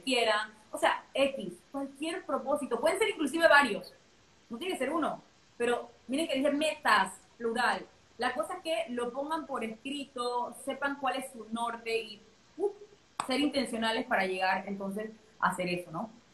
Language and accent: Spanish; Panama; now in Dubai, United Arab Emirates; yo soy panameña, eh, vivo en Dubái